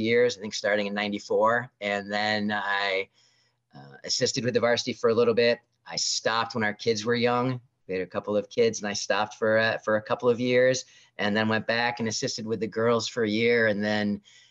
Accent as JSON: {"language": "English", "town": "Shelburne", "region": "Vermont", "country": "United States", "tie": "born or raised there", "said": "I grew up here in Shelburne, Vermont"}